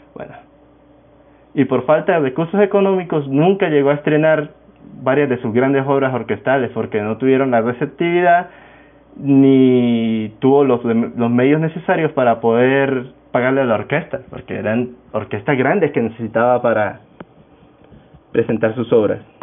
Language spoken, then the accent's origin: Spanish; Táchira, Venezuela; soy venezolano, actualmente vivo en el estado Táchira, me crié en el estado Táchira, tachirense